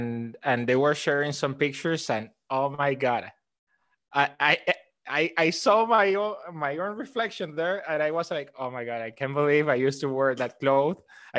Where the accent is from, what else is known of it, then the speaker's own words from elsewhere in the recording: Caracas, Capital District, Venezuela; English is a second language; moved away as an adult; now in Pamplona, Spain; I am from Caracas, Venezuela. I have been living for the past almost 5 years in Pamplona, Navarra in Spain.